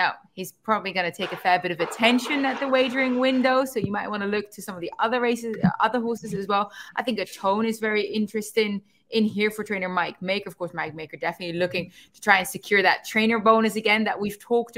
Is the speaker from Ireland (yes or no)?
no; Netherlands; English is a second language; I'm actually quite good at making stews. We do that quite well in the Netherlands. I'm better at baking. I'm very good at making Dutch homemade apple pie.